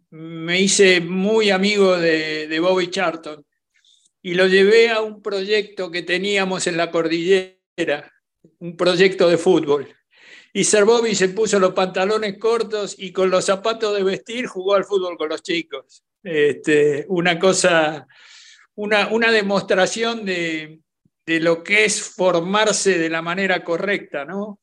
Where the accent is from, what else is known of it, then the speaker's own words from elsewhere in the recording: Buenos Aires, Argentina; como buen argentino soy muy futbolero